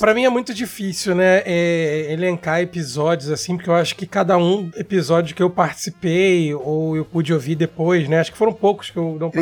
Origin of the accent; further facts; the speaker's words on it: Rio de Janeiro, Brazil; Eu sou do Rio de Janeiro